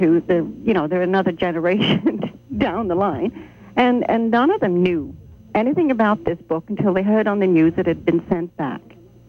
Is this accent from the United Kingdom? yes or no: yes; England, United Kingdom; moved away; I was in England. I was raised in England, and I was there.